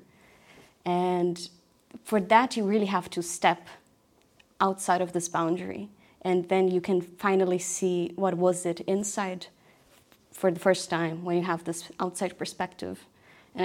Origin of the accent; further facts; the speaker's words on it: Brazil; moved away; when I was a kid, I grew up in Brazil